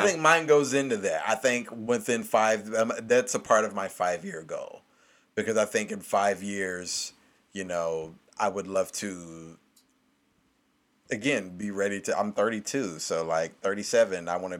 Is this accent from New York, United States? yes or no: no; Kentucky, United States; Because, I mean, technically, I still say I'm from Kentucky, but I've lived literally all over the country.